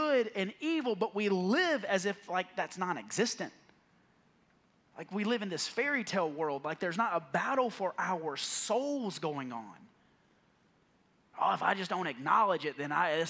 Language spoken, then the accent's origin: English; the South, United States; I grew up in the South